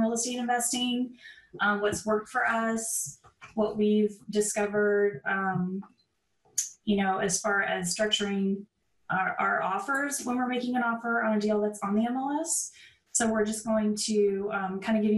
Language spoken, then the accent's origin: English; San Diego, California, United States; moved away as an adult; I am originally from San Diego, California.